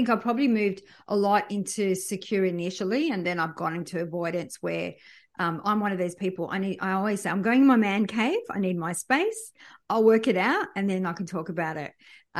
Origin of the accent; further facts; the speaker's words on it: France; born there; we moved around a lot. I was born in France.